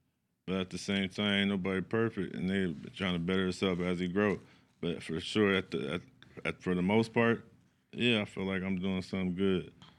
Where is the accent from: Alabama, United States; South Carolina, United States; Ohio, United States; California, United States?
California, United States; Sacramento; I'm from the East. I'm from East Side, Sacramento, Lincoln Village.